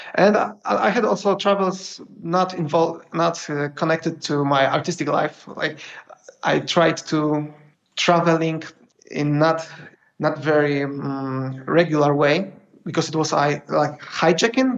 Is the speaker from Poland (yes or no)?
yes; Poland; I'm from Poland